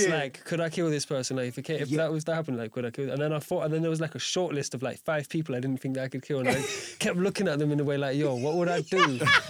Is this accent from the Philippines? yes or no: no; Leicester, East Midlands, United Kingdom; born or raised there; moved away; also born or lived in United States